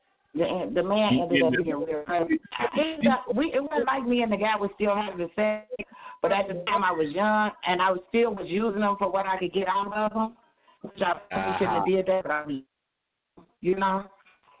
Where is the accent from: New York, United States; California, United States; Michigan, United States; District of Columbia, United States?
Michigan, United States; Detroit; moved away; also born or lived in Ohio; I'm from Detroit City